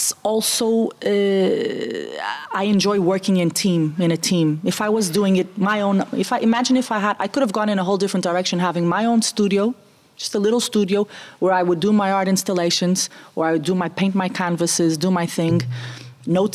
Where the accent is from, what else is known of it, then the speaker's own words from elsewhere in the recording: Portugal; also born or lived in Germany / Italy; I was the first Portuguese to go.